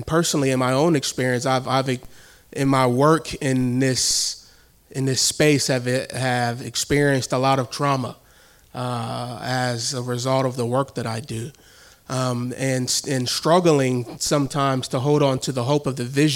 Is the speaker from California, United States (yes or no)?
no; Milwaukee, Wisconsin, United States; also born or lived in northern Chicago suburbs; I am from Milwaukee.